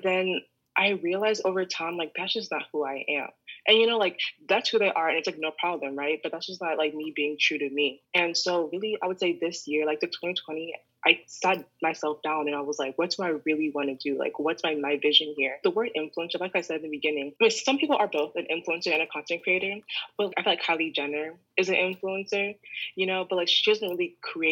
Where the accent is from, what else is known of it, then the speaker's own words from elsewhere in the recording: Columbus, Ohio, United States; moved away as an adult; now in New York, United States; I'm originally from Columbus, Ohio.